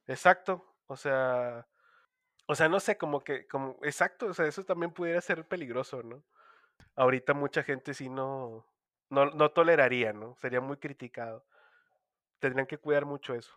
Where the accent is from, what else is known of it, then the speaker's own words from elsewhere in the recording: Monterrey, Nuevo León, Mexico; como regio